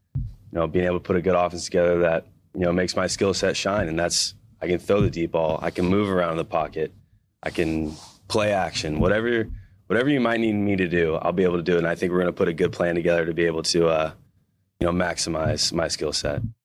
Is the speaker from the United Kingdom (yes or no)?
no; Missouri, United States; moved away as an adult; now in Seattle, United States; being a, a Midwestern guy, you know, U S C is, like, massive to you when you're a kid growing up in Missouri